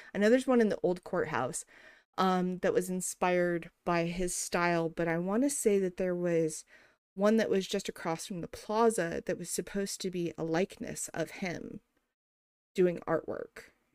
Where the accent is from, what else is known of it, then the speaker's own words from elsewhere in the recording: New Mexico, United States; moved away; growing up in New Mexico